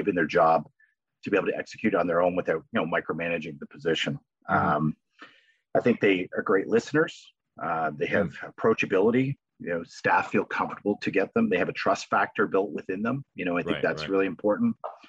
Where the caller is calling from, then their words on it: Napanee, Ontario, Canada; I'm calling in from Napanee, Ontario.